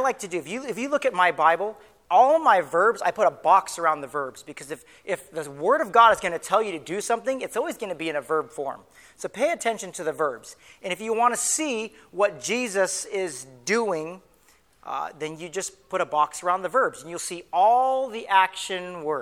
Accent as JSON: {"language": "English", "area": "Camp Pendleton", "region": "California", "country": "United States", "tie": "born or raised there", "moved": "yes", "said": "my last duty station was at Camp Pendleton, and I grew up on that base"}